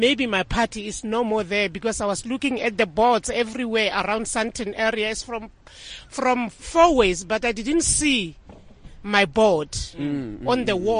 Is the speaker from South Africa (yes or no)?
yes; South Africa; I must feel proud of being a South African.